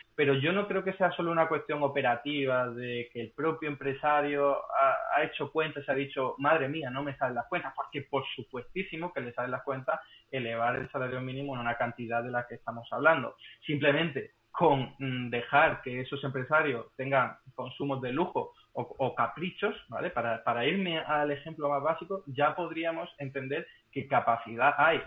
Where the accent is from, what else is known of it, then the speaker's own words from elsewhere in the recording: Málaga, Andalusia, Spain; now in Madrid, Spain; para un malagueño